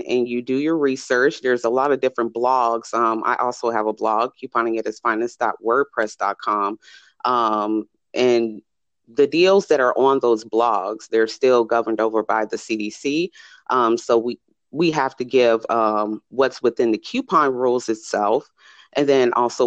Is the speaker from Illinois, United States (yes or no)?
yes; Chicago, Illinois, United States; moved away as an adult; now in Las Vegas, United States; I'm originally from Chicago. Right now, I reside in Las Vegas